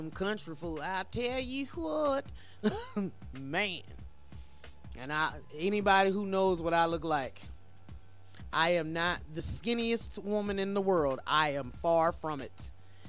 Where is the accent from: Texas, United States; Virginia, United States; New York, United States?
Virginia, United States; now in Colorado, United States; I ain't from Colorado. I'm from Virginia, but I've been here for 15 years.